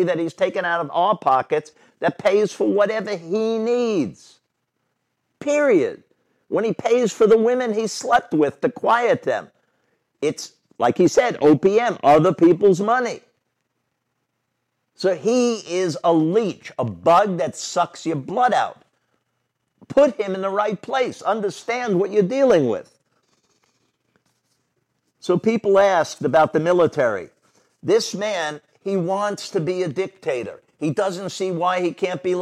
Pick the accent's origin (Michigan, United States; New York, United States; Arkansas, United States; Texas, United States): New York, United States; New York City; I grew up in New York City